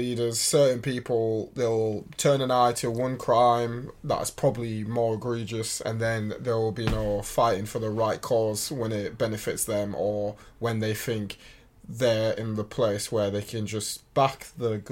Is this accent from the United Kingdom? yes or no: yes; United Kingdom; I am British